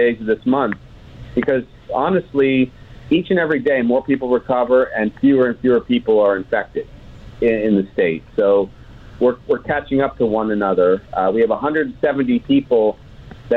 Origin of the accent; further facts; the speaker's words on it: New York, United States; now in Hawaii, United States; I'm from New York originally